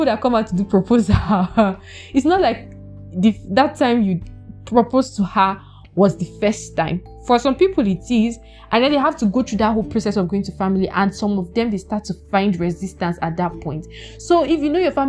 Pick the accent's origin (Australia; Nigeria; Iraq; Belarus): Nigeria; I am African, I'm Nigerian by nationality.